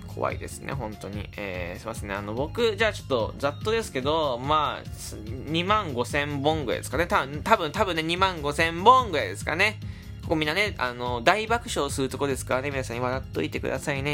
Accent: Fukuoka, Japan; 僕、福岡で育ったんですけど

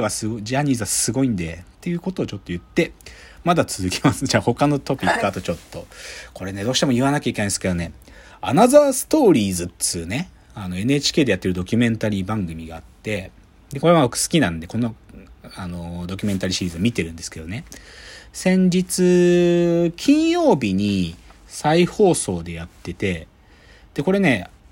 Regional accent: Gunma, Japan; moved away; 出身群馬県に対してね、複雑な感情を持ってる

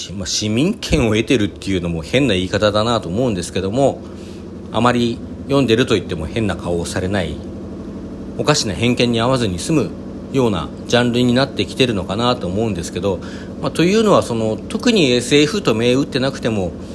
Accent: Hokkaido, Japan; now in Kanto, Japan; 私はあの、北海道出 身なので

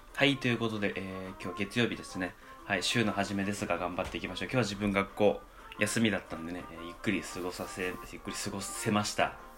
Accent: Kanto, Japan; 自分関東なんですけど

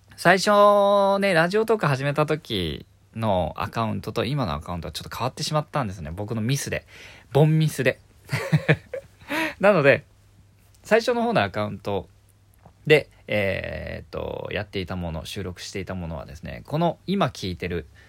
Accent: Kyushu, Miyazaki, Japan; now in Tokyo, Japan; 九州の宮崎県で生まれた

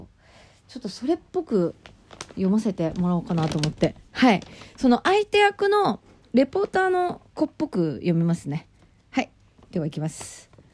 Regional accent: Nagano, Japan; moved away; 私の出身の長野県

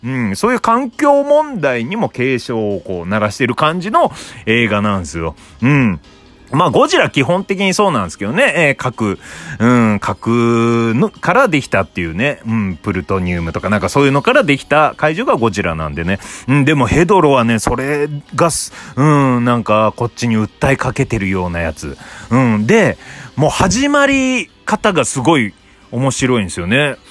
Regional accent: Obihiro, Hokkaido, Japan; now in Tokyo, Japan; 僕の故郷が北海道の帯広

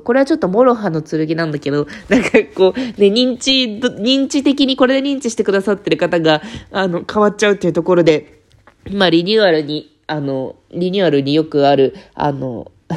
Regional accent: Fukuoka, Japan; 私そう、地元が福岡なんですけど

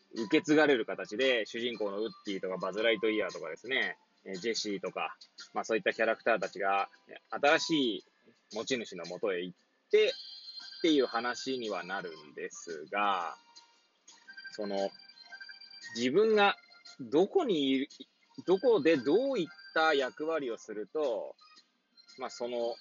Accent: Hachioji, Tokyo, Japan; moved away; 八王子生まれ、八王子育ち

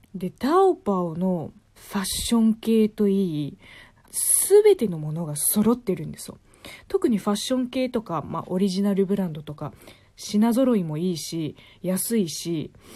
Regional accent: China; now in Japan; 中国が嫌になってから日本に来たわけではないので

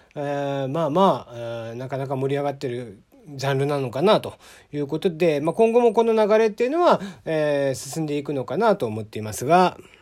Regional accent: Kagoshima, Japan; now in Tokyo, Japan; 僕は鹿児島生まれ

